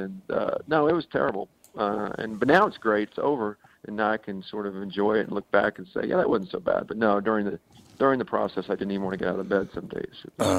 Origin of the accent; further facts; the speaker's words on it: Oklahoma City, Oklahoma, United States; I grew up in Oklahoma City, and we'd go down every summer for a baseball game in Dallas.